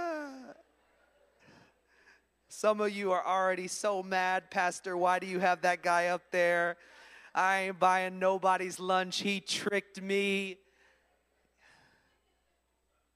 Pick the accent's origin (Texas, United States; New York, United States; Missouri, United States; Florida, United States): Florida, United States; Orlando; moved away as an adult; also born or lived in Ormond Beach, Florida; now in Philadelphia, United States; I'm originally from Orlando, Florida. I live in Philadelphia, Pennsylvania.